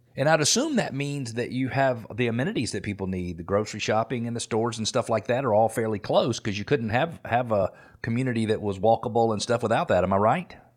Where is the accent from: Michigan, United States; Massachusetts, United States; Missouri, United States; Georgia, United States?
Georgia, United States; Atlanta; I'm from Atlanta, so I remember when we started building movie studios